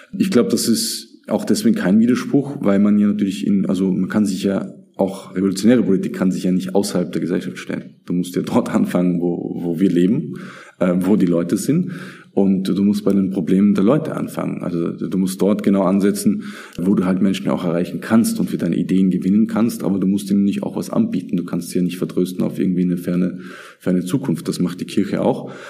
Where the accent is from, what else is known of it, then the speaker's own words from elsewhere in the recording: south of Graz, Styria, Austria; also born or lived in Vienna / Turkey; now in Graz, Austria; ich bin schon in, in Graz geboren und im Süden von Graz in einer kleinen Stadt, kleinem Dorf aufgewachsen